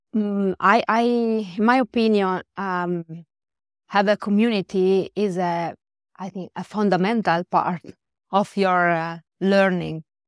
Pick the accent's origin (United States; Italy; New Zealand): Italy; northwest Italy; first language Italian; English is a second language; I'm from Italy.